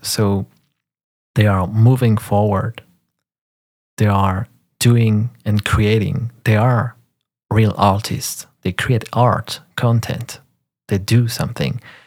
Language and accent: English; France; first language French; English is a second language; I'm French, so French is my first language.